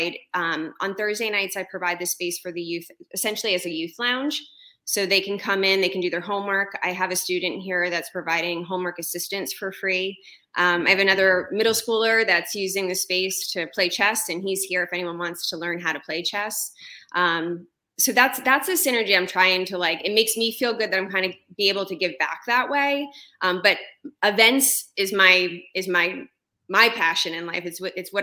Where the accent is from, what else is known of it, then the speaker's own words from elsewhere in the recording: Freehold, New Jersey, United States; also born or lived in Manasquan, New Jersey; now in Point Pleasant, United States; I grew up in Freehold